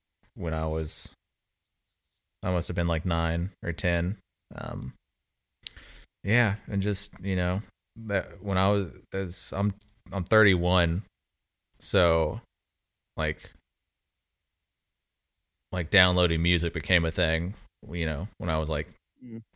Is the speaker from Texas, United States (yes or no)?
no; Mobile, Alabama, United States; I'm from Mobile